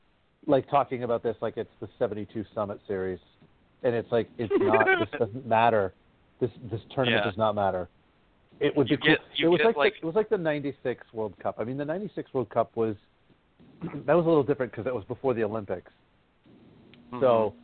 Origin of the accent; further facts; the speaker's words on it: Canada; I'll tell you, as a Canadian, I mean, I always want Canada to win every international tournament.